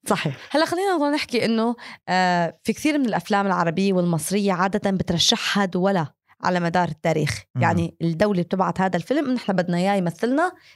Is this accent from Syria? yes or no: yes; Syria; moved away; قبل الحرب بسنوات طويله طلعت من سوريا فلما تكون في براسك هاي الصوره الحلوه لبلدك اللي كبرت فيها